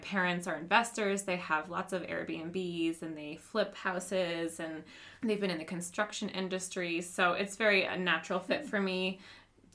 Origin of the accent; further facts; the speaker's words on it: Vermont, United States; moved away as an adult; also born or lived in San Jose, California; we're originally from the East Coast, so I'm from Vermont.